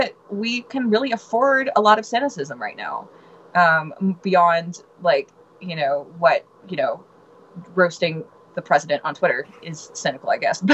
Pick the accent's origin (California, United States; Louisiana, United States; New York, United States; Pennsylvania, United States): Louisiana, United States; Baton Rouge; moved away as an adult; I'm from Louisiana